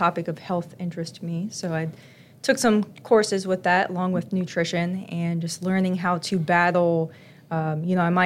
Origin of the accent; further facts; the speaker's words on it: Chesterfield, Virginia, United States; I grew up in Chesterfield, local, so I didn't really want to leave.